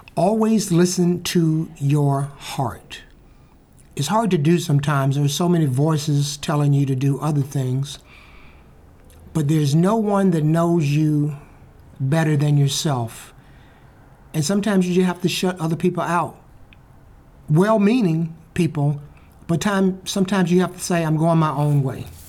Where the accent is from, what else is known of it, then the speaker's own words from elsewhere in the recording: Birmingham, Alabama, United States; Birmingham, Alabama, my hometown